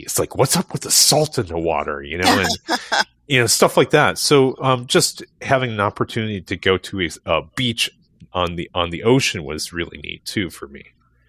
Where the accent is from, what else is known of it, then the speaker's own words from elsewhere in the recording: Ohio, United States; I grew up on Lake Erie